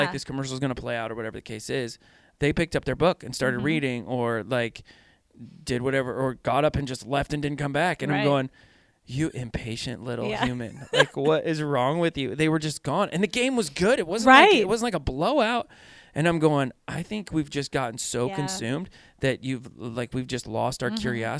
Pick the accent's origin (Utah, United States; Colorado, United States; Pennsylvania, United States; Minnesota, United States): Pennsylvania, United States; but it's almost like, I'm from Pennsylvania. So everything sounds like a question.